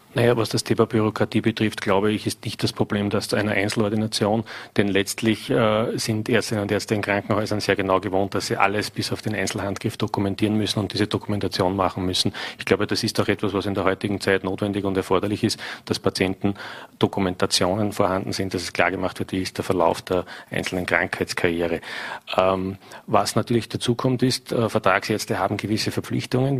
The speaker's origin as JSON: {"language": "German", "town": "St. Pölten", "region": "Lower Austria", "country": "Austria", "tie": "born or raised there", "said": "In meiner Heimatstadt St. Pölten"}